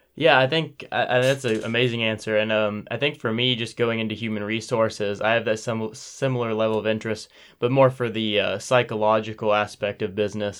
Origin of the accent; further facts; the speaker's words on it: Powell, Ohio, United States; I'm from a town, uh, thirty minutes north here, eh, called Powell